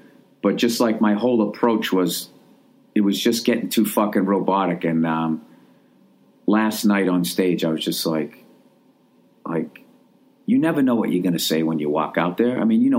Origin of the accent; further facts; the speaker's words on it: Ohio, United States; You know, I had family out there when I was growing up in Ohio.